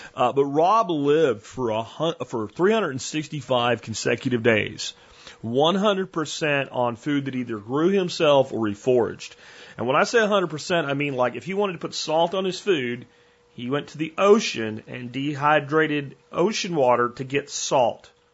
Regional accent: Florida, United States; now in Texas, United States; when I grew up in Florida

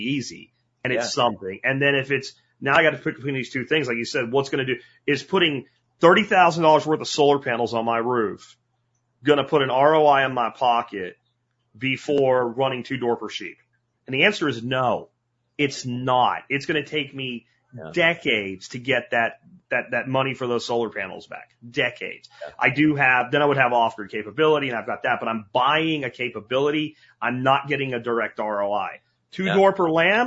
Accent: Pennsylvania, United States; moved away; my hometown in Pennsylvania

